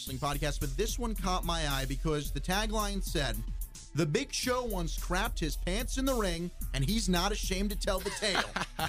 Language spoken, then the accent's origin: English; South Africa; You guys know I went to South Africa, and I am South African.